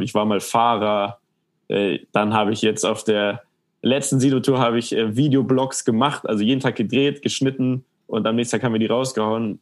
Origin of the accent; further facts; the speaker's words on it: Munich, Bavaria, Germany; ich bin in München aufgewachsen